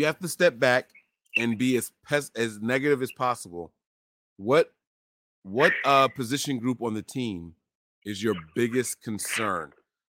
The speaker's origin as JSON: {"language": "English", "region": "New Jersey", "country": "United States", "tie": "born or raised there", "moved": "as an adult", "lives_now": "Pennsylvania, United States", "said": "I was born and raised in New Jersey, but I'm a Pennsylvania resident right now. But my heart is still in New Jersey. I rep for Jersey every day, every time possible."}